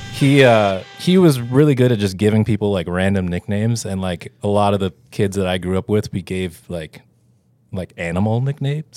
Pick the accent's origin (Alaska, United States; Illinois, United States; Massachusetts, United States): Alaska, United States; Homer; moved away; I'm originally from Homer, Alaska